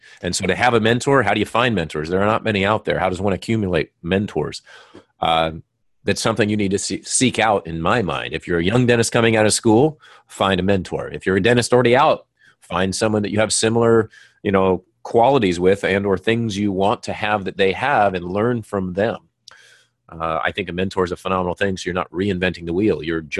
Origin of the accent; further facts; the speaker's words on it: Minnesota, United States; Well, I grew up in Minnesota.